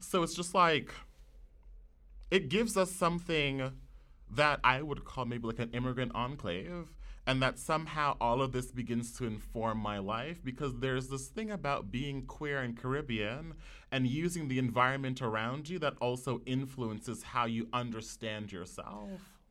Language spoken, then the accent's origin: English; New York City, New York, United States; growing up in the Wakefield section of the Bronx